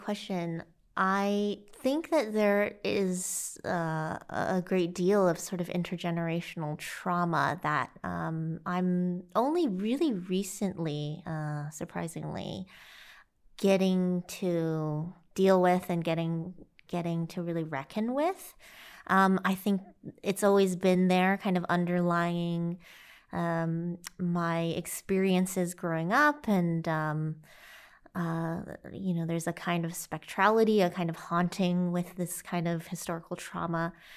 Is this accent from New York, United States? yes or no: no; St. Louis, Illinois, United States; also born or lived in China / Carbondale, Illinois; I grew up in the Midwest of the U S, uh, Illinois, and eventually spent most of my time in, in Saint Louis and the surrounding areas there.